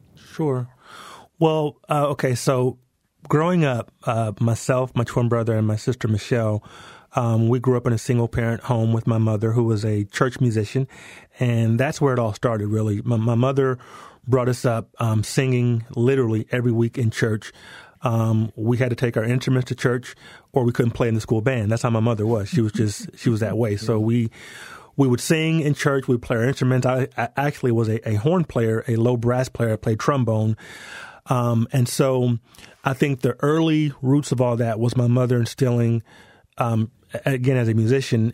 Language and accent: English; Denver, Colorado, United States; accent: American; moved away as an adult; also born or lived in London; We, we grew up in Denver